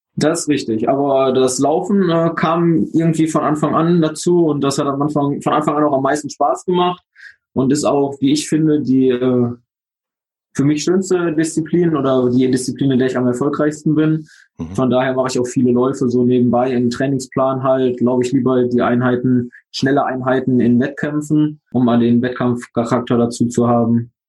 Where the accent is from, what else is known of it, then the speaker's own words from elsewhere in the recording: Oberhausen, North Rhine-Westphalia, Germany; ich komme aus Oberhausen im Ruhrgebiet